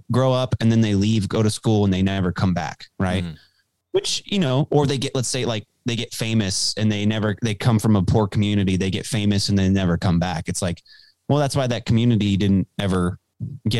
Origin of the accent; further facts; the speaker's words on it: Dallas, Texas, United States; also born or lived in Illinois / New Jersey; I was born and raised in Dallas, Texas, just like Alex Stein.